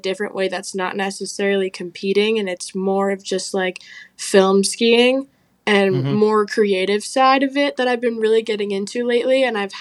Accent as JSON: {"language": "English", "region": "Montana", "country": "United States", "said": "I'm a skier from Montana, currently attending Montana State"}